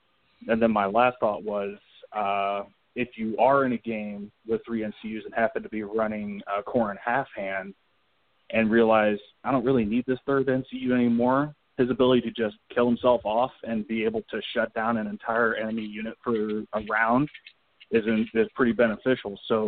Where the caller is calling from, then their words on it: Kansas City, Missouri, United States; Oh, hi, guys. … from Kansas City.